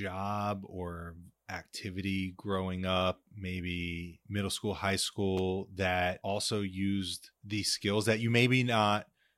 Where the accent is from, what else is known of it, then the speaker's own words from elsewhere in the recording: New Jersey, United States; growing up in New Jersey